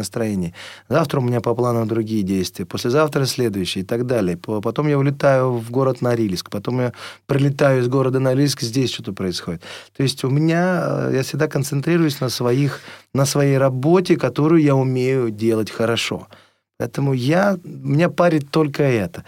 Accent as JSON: {"language": "Russian", "country": "Russia", "said": "все время хотелось вернуться сюда, в нашу страну"}